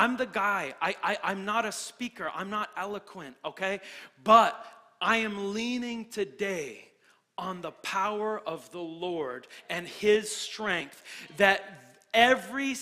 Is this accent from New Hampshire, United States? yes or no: yes; New Hampshire, United States; now in Florida, United States; I'm from New Hampshire.